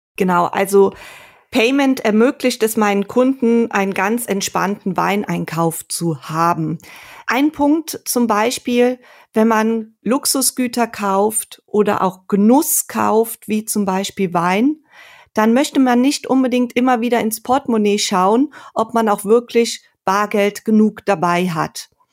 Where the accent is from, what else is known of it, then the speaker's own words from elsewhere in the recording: Sankt Aldegund, Rhineland-Palatinate, Germany; also born or lived in Geisenheim; Aufgewachsen bin ich in St. Aldigund in einem Weinort an der Mosel